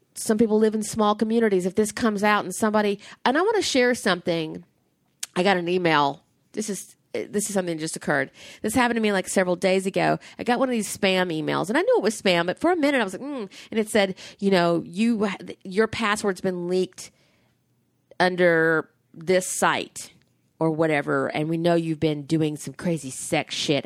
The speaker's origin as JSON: {"language": "English", "region": "the South", "country": "United States", "tie": "born or raised there", "said": "I grew up in the South"}